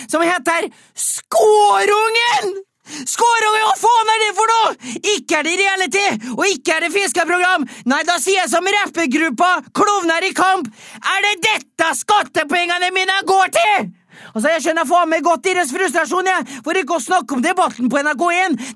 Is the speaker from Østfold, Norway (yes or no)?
yes; Østfold, Norway; Dette handler jo bare om hosj du, jeg er fra Østfold, og hadde alle som er involvert i å ta inn hasj, vært i en årelang rettssak, så hadde jo faen ikke vært folk igjen i Østfold!